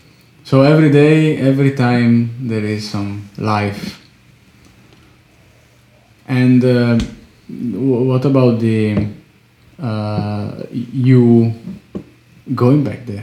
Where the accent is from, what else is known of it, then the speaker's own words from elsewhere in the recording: Italy; now in Slovakia; from my hometown in Italy